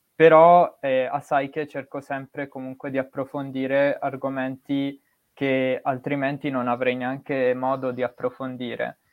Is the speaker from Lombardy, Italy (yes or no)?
yes; Bergamo, Lombardy, Italy; sono nato e cresciuto in Italia, eh, la mia città d'origine è Bergamo